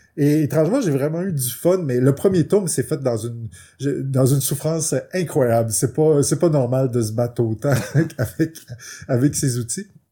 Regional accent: Quebec, Canada; c'est la chance d'être québécois, puis de, pour la plupart, on grandit avec les bibliothèques de nos parents

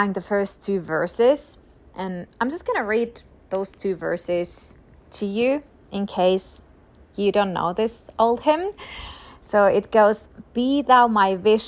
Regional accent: Finland; now in United States; I'm ultimately a citizen of heaven, but I'm also a citizen of Finland

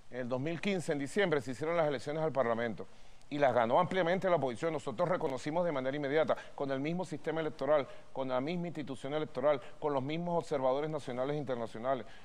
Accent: Venezuela; Venezuela tiene que resolver nuestros asuntos como venezolanos en paz, en diálogo.

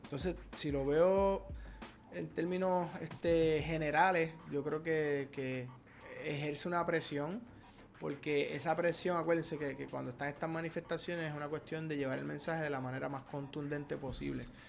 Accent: Puerto Rico; nacimos en Puerto Rico

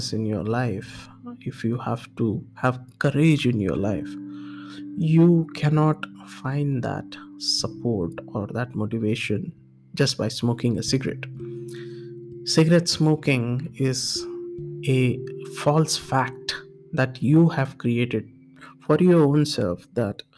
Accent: India; moved away as an adult; also born or lived in Singapore; I'm from India

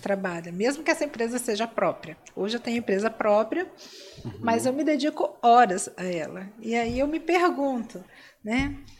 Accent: Cachoeiro de Itapemirim, Espírito Santo, Brazil; eu sou de Cachoeira de Itapemirim

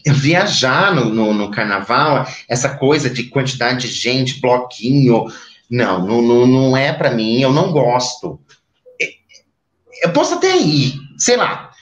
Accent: Maringá, Paraná, Brazil; moved away; Eu sou de Maringá, uma cidade extremamente quente.

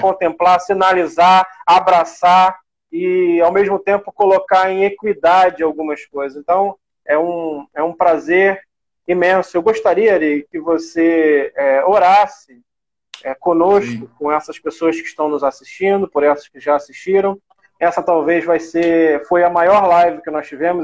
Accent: Brazil; como brasileiros

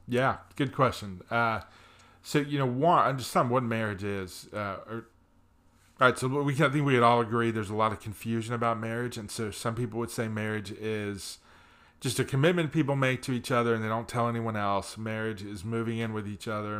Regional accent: New Jersey, United States; moved away; also born or lived in Pennsylvania; I grew up in the Northeast, grew up in New Jersey with a mom and dad who loved me

